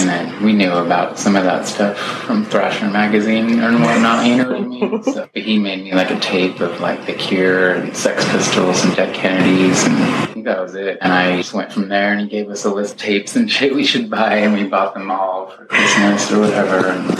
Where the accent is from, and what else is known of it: Washington, United States; born or raised there; also born or lived in Hawaii / Moxee, Washington / suburbs of Seattle